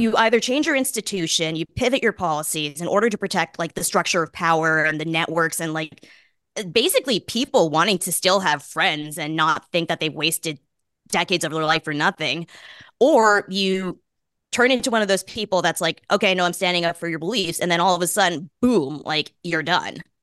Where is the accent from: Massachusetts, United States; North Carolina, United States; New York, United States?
Massachusetts, United States; Boston; I grew up in Boston.